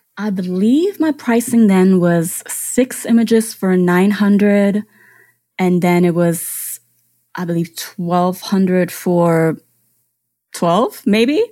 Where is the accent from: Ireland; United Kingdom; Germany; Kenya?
Germany; English is a second language; now in United States; I grew up in Germany. I was born and raised there